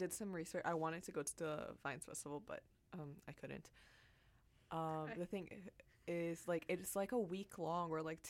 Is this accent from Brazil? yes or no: yes; Brazil; moved away as an adult; I'm an international student. I'm from Brazil.